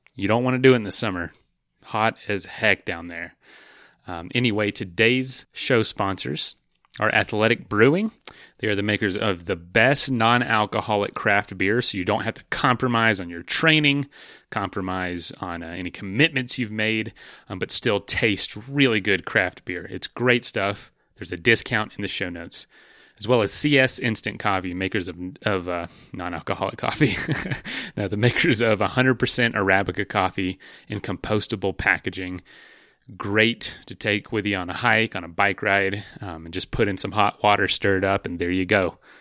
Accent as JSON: {"language": "English", "town": "Frostproof", "region": "Florida", "country": "United States", "said": "I'm from a little town called Frostproof."}